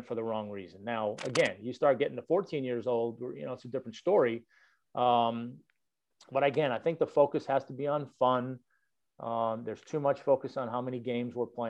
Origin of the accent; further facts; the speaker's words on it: Boston, Massachusetts, United States; now in Atlanta, United States; I grew up in Boston